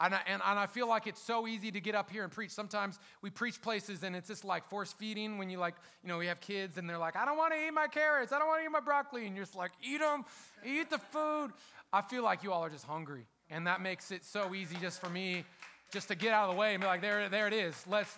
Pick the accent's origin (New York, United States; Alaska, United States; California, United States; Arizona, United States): California, United States; Sacramento; I'm from Sacramento, California